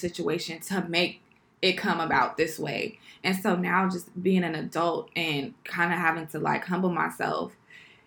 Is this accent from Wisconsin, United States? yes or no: no; Carson, California, United States; also born or lived in Long Beach; grew up in Carson, and Carson at the time was an area where you had to look a certain type of way to have a certain type of friends